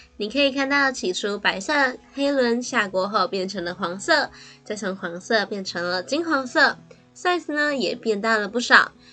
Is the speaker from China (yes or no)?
no; Kaohsiung, Taiwan; 身为高雄人的我